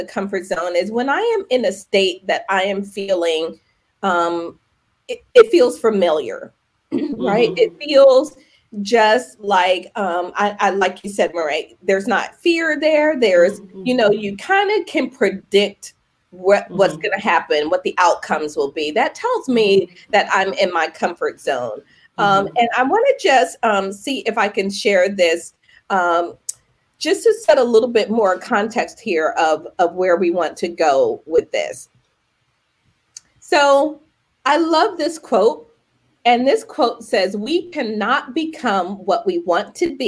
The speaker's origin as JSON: {"language": "English", "town": "Philadelphia", "region": "Pennsylvania", "country": "United States", "said": "we're both from the Philly area"}